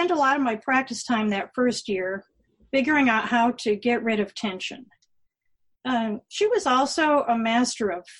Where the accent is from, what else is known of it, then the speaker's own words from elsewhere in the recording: River Falls, Wisconsin, United States; my hometown of River Falls, Wisconsin